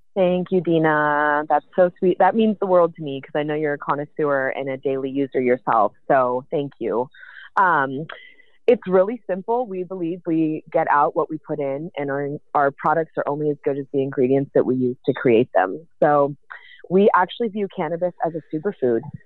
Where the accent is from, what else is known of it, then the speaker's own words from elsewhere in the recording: the Bay Area, California, United States; I'm from the Bay, born and raised